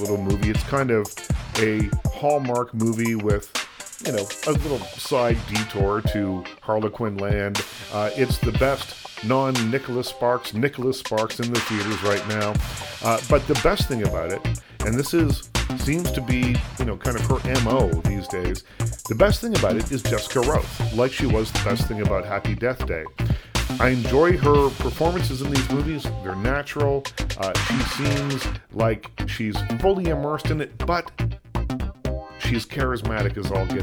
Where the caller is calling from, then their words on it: Toronto, Ontario, Canada; I'm calling from Toronto